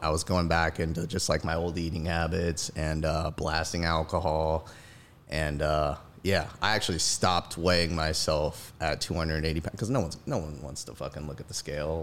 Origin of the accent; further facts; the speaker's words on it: Gulfport, Mississippi, United States; moved away as an adult; now in Dallas, United States; Born and raised in Gulfport, Mississippi